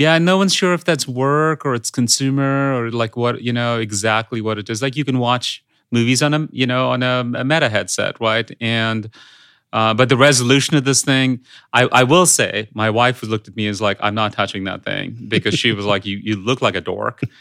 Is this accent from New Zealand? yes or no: no; India; English is a second language; moved away; I grew up in India